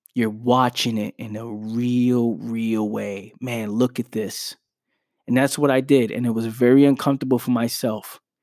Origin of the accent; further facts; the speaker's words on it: New York City, New York, United States; I was born in the Bronx, New York, where you go outside, there's gunshots